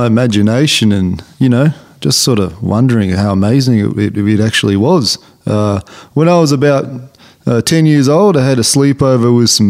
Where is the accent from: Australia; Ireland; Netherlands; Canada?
Australia; Tarrawonga; Yeah, I grew up on a outside Tarrawonga on a large cattle station. Didn't have much entertainment growing up, you know, never really got good reception on our telly.